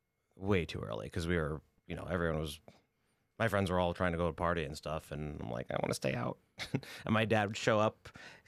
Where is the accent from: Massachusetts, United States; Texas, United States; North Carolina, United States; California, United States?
Massachusetts, United States; Boston; I'm from Boston.